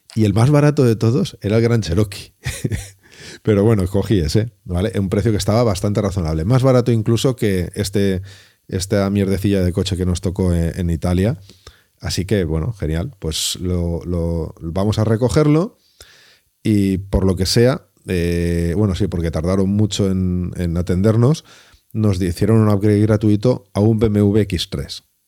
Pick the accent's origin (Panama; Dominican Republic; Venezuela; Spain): Spain; Valencia, Valencian Community; yo que soy de Valencia